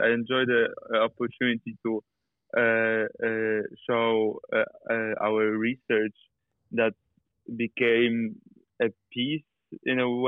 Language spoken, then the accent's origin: English; Poland; moved away as an adult; also born or lived in Amsterdam; I grew up in Poland. I was born in Poland, grew up in Poland, uh, and then I studied directing in Amsterdam.